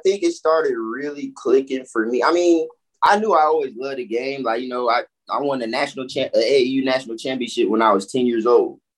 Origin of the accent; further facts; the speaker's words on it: Orlando, Florida, United States; also born or lived in Chicago / Fort Lauderdale; I was raised in Orlando since I was five